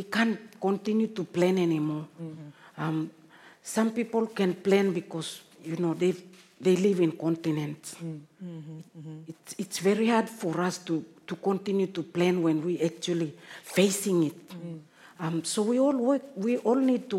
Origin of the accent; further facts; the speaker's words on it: Papua New Guinea; we come from Papua New Guinea and Marshall Islands